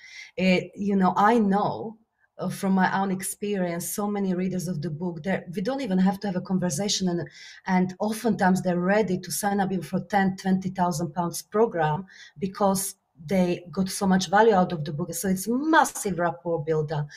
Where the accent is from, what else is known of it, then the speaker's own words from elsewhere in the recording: Slovakia; English is a second language; moved away; my Slovakia is my home country